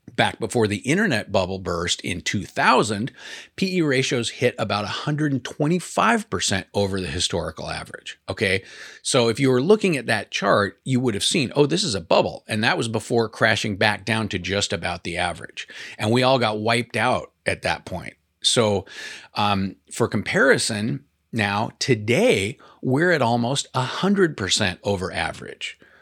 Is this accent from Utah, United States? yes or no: no; Portland, Oregon, United States; I'm from Portland